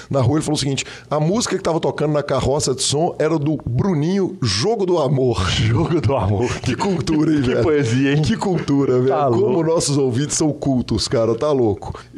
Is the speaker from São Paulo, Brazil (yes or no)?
yes; São José do Rio Preto, São Paulo, Brazil; now in São Paulo, Brazil; eu moro em São Paulo, mas sou de São José do Rio Preto, interior de São Paulo